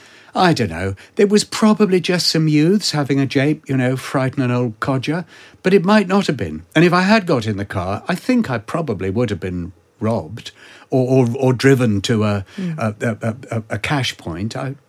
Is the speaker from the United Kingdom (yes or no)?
yes; United Kingdom; Being British, I did the usual thing and took absolutely no notice and pretended it wasn't happening and carried on walking.